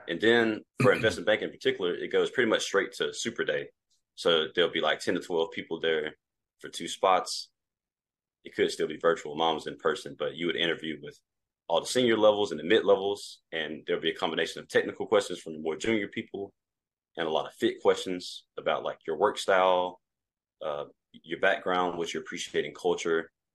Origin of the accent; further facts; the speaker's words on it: Mississippi, United States; originally born and raised in Mississippi